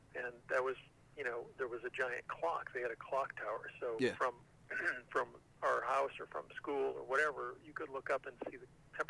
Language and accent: English; Milwaukee, Wisconsin, United States; When I was growing up in Milwaukee